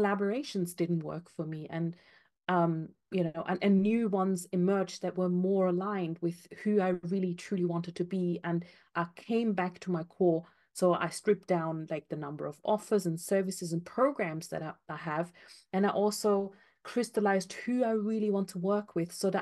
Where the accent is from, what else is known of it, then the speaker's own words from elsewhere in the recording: Austria; moved away as an adult; now in United Kingdom; I'm from Austria originally